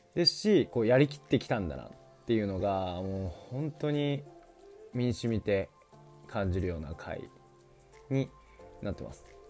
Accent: Hokkaido, Japan; 僕が北海道出身っていうのもあって

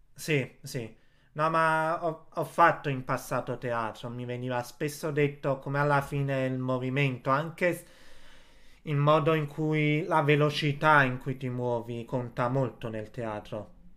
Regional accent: Casoria, Campania, Italy; io sono di Casoria

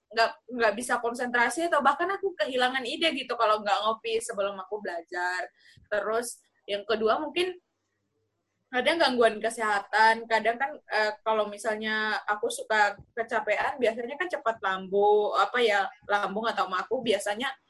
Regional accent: Sumba, East Nusa Tenggara, Indonesia; di daerah asalku misalnya Sumba itu kan nggak ada universitasnya ya nggak ada perguruan tinggi jadi otomatis aku harus merantau merantau ke ini walaupun masih dalam satu provinsi ya

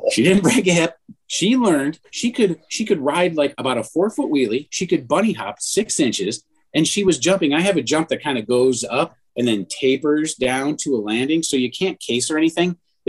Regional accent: Mentor, Ohio, United States; also born or lived in Cleveland / Atlanta; where we grew up in Menor

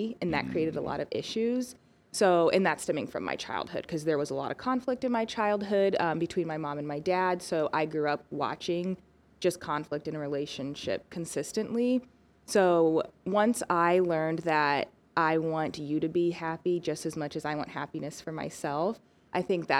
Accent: Peoria, Illinois, United States; born there; now in Peoria, United States; I was born in Peoria, Illinois, moved to Peoria, Arizona in 2004 with my mom, my brother, and my sister.

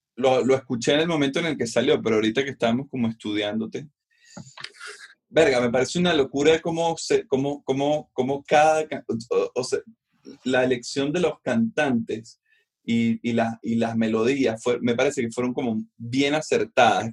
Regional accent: Venezuela; nosotros en Venezuela que vivimos eternamente manifestando

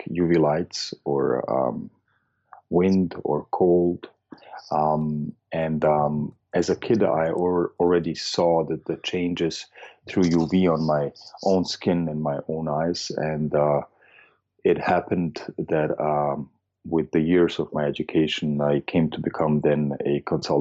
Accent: Vienna, Austria; I'm from Austria. I'm originally from Vienna

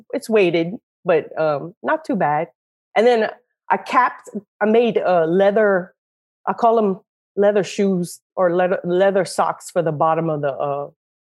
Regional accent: Breaux Bridge, Louisiana, United States; I'm from Bro Bridge in Cajun country. You might detect an accent

